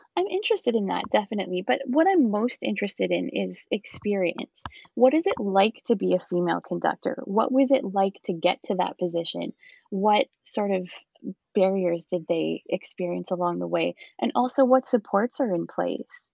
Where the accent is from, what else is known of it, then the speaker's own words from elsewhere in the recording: Picton, Ontario, Canada; moved away as an adult; also born or lived in London, Ontario / Kingston, Ontario; I'm actually from the Picton area. I grew up in Picton